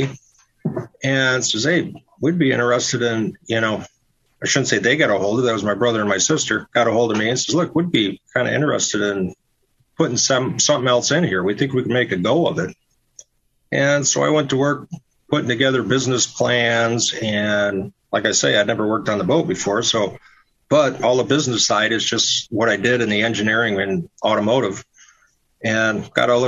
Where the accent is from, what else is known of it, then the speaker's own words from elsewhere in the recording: Royal Oak, Michigan, United States; also born or lived in Traverse City, Michigan; I'm actually from Michigan. And I kind of call Royal Oak, Michigan, which is a suburb of Detroit, my hometown